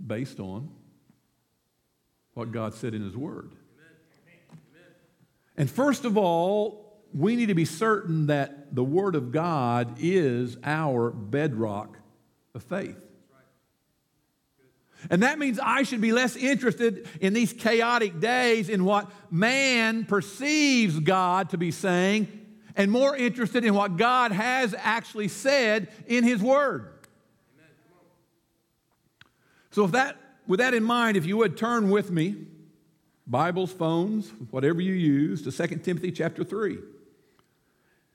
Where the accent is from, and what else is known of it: United States